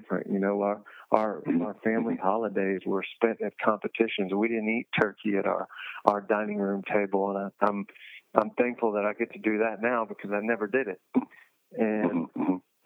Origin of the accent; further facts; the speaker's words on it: United States; as an American